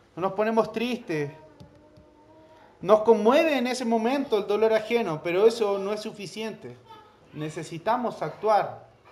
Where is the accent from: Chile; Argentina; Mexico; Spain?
Chile; Nosotros acá en Chile